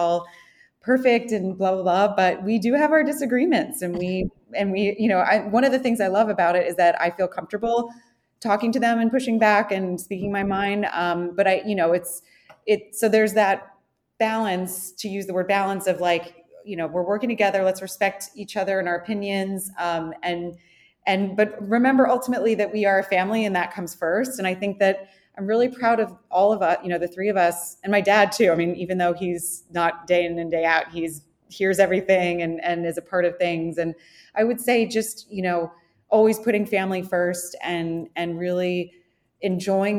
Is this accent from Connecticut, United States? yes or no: yes; Connecticut, United States; moved away as an adult; also born or lived in North Carolina / New York City; grew up in Connecticut